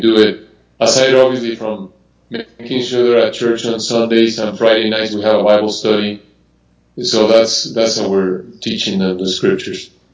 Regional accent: Mexico City, Mexico; I was born and raised in Mexico City

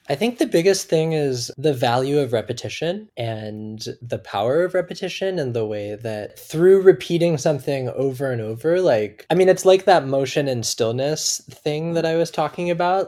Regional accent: Seattle, Washington, United States; now in Oakland, United States; I grew up in Seattle.

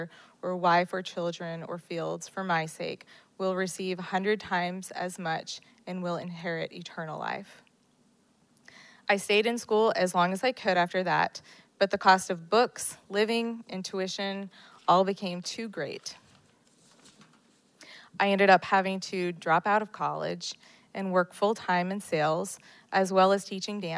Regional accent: New Orleans, Louisiana, United States; I grew up in New Orleans, Louisiana, with an older sister and a younger brother

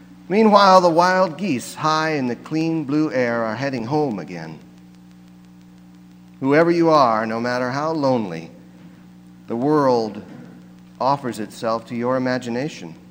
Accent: near St. Louis, Missouri, United States; I come from Missouri, and I grew up not far from where the Missouri and the Mississippi rivers come together just above St. Louis

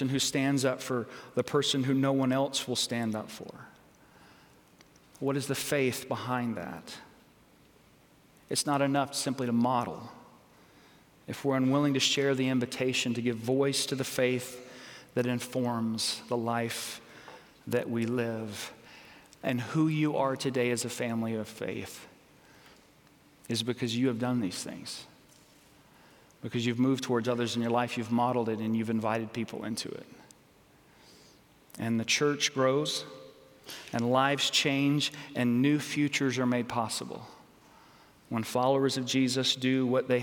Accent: United States; as American citizens

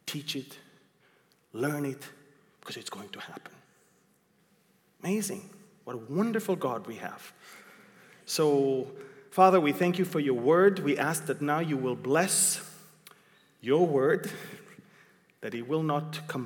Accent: Israel; I came from Israel. I know what's I don't have to dream.

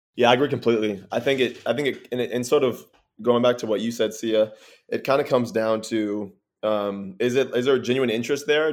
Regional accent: Texas, United States; I'm from Texas, but I went to a regular old public school

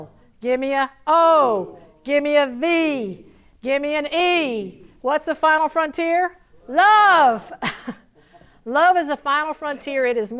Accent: the South, United States; accent: southern; Elena, how bad did I southern my southern accent butcher your language?

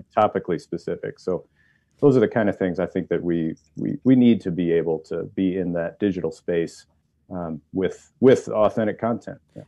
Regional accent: northern Indiana, United States; moved away; Originally, northern Indiana

